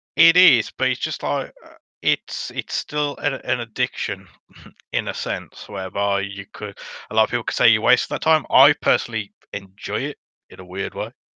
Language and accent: English; Dudley, West Midlands, United Kingdom; accent: Black Country